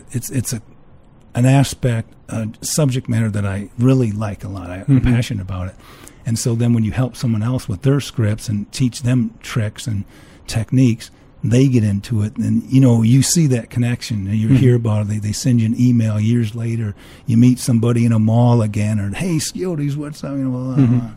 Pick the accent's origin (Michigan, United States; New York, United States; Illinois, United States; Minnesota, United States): Illinois, United States; Chicago; now in Scottsdale, United States; I'm from Chicagoland.